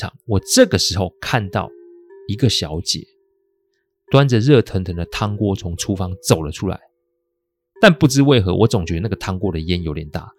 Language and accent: Chinese; Taiwan; 感觉不是我们台湾人煮的菜，怎么看都觉得是中国菜色。